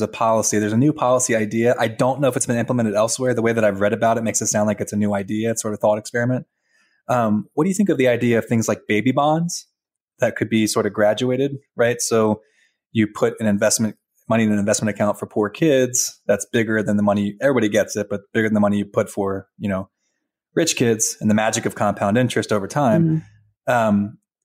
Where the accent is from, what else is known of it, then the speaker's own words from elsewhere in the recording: Virginia, United States; I'm from Virginia